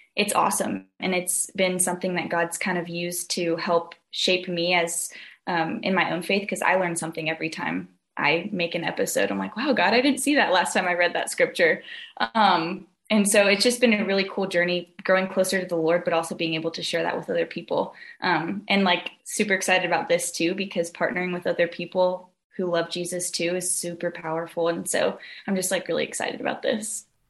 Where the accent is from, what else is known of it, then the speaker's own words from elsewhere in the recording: Southern California, United States; I'm from Southern California. Grew up here.